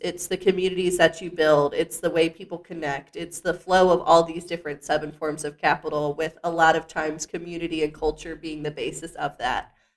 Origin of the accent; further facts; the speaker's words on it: Lynchburg, Virginia, United States; now in Staunton, United States; my hometown of Lynchburg, Virginia. Went to my rival high school